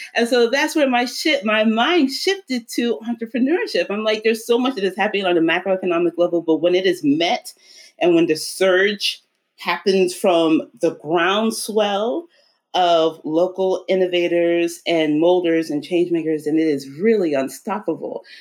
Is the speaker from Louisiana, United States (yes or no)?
yes; New Orleans, Louisiana, United States; also born or lived in Oklahoma, United States / Cape Town, South Africa; We were all born in Oklahoma, but around the age of seven, we moved to New Orleans. Um, and that's where I grew up.